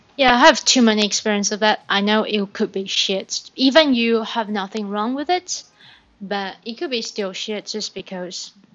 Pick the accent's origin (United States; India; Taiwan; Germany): Taiwan; Taipei; English is a second language; moved away as an adult; also born or lived in Australia; I was from Taipei, I spent more than 20 years in Taipei